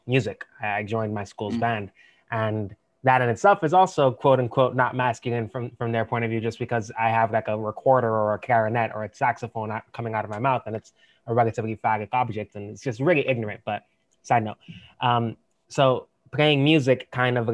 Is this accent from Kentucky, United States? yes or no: no; New York City, New York, United States; I'm also born and raised in New York